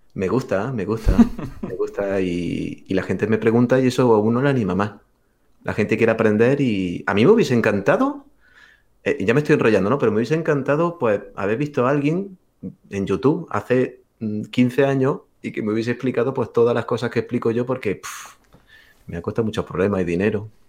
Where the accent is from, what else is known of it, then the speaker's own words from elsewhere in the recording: Granada, Andalusia, Spain; mi ciudad natal, que es Granada